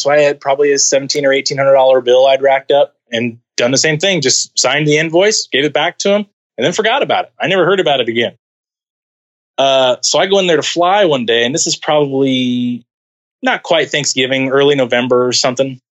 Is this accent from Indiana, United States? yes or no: no; California, United States; moved away as an adult; I head back to California